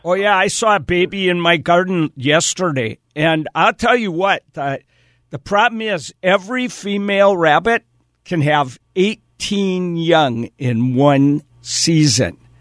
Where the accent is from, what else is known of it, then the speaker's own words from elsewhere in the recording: Wisconsin, United States; I grew up in Wisconsin